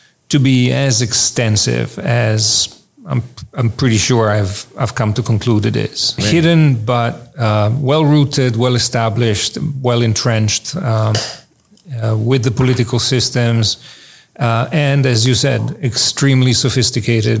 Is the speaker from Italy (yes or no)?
yes; Italy; moved away as an adult; also born or lived in Israel / Oxford, England; I was born in Italy. I had my undergraduate education there.